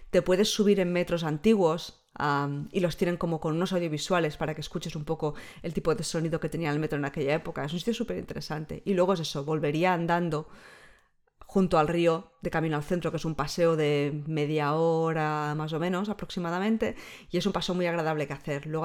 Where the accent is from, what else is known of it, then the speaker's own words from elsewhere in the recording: Barcelona, Catalonia, Spain; now in Edinburgh, United Kingdom; Pero yo que soy de Barcelona, de vez en cuando he hecho en falta que Edimburgo tenga un poco más el, la vidilla cultural que no tiene.